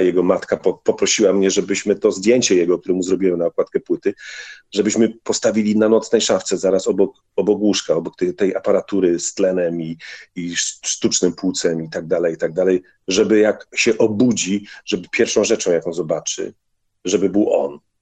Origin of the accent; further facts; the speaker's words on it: Bielsko-Biała, Silesian Voivodeship, Poland; z mojej wsi Komorowice do miasta Bielska Białej